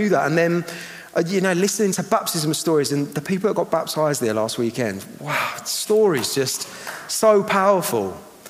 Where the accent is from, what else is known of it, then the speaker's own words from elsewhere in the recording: Eastbourne, South East England, United Kingdom; I'm from Eastbourne.